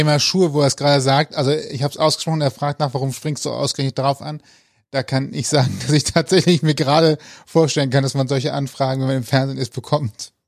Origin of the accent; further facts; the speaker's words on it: Rhineland, Germany; Ich bin Rheinländer.